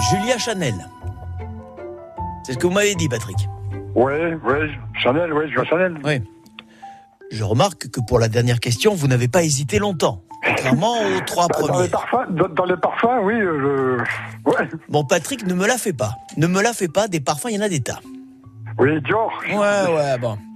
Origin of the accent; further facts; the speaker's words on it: Paris, Île-de-France, France; born there; Je suis né à Paris, Paris a beaucoup changé, ça ne me plaît pas beaucoup.